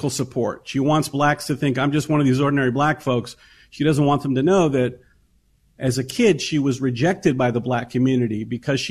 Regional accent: Tennessee, United States; I grew up in Tennessee in the South in the 70s

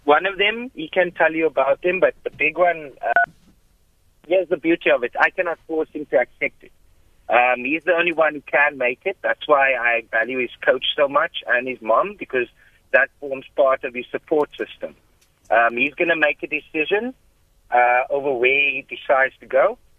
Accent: South Africa; as a South African

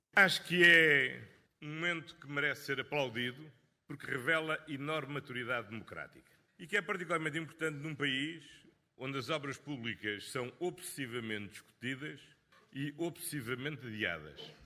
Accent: Portugal

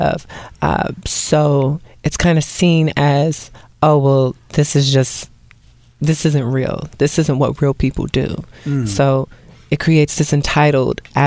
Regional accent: Cincinnati, Ohio, United States; moved away as an adult; also born or lived in New York City; I'm originally from Ohio, Cincinnati

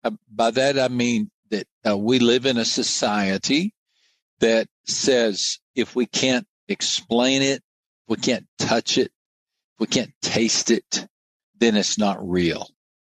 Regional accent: United States; also born or lived in Brazil; growing up in the United States, I was trained in a secular mindset.

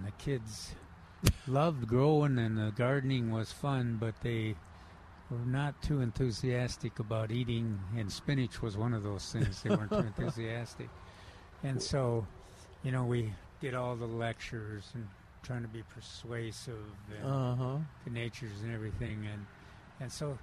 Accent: Minneapolis, Minnesota, United States; Growing up in Minneapolis and Minnesota, you know, in the big city

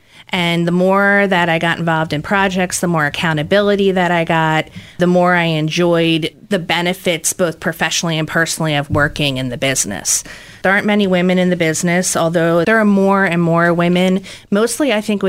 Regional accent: Delaware County, Pennsylvania, United States; also born or lived in Lehigh Valley, Pennsylvania / Chester County, Pennsylvania; Well, I grew up in Delaware County

